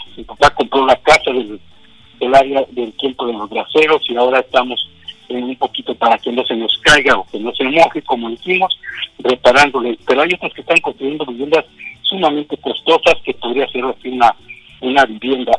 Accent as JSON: {"language": "Spanish", "area": "Ciénaga de Chapala", "region": "Michoacán", "country": "Mexico", "tie": "born or raised there", "also_born_or_lived": "Jaripo, Michoacán / Delta region, California", "moved": "yes", "lives_now": "California, United States", "said": "donde yo nací, la Ciénaga de Chapala"}